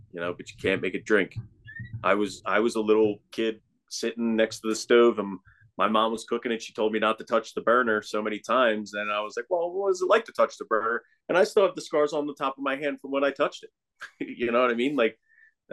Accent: Northeast, United States; moved away; I come from the Northeast

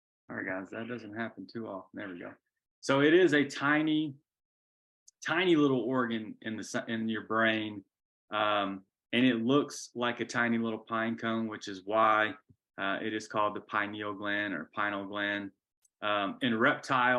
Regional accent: Georgia, United States; I'm a boy from Georgia

